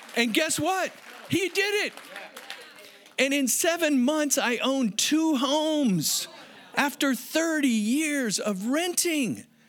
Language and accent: English; United States; now in San Diego, United States; as an American